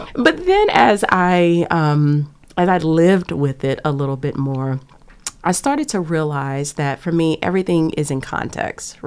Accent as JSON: {"language": "English", "town": "Lake Charles", "region": "Louisiana", "country": "United States", "tie": "born or raised there", "moved": "yes", "lives_now": "Cambridge, United States", "said": "I am from Lake Charles, Louisiana, on the bayou. Um, grew up there"}